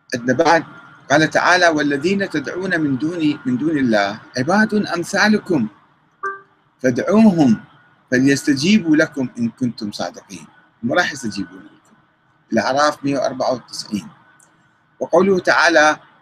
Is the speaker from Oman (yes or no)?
no; Iraq; عندنا في العراق